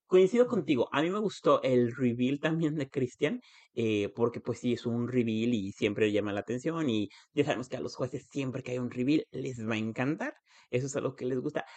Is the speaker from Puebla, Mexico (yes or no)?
yes; Puebla, Mexico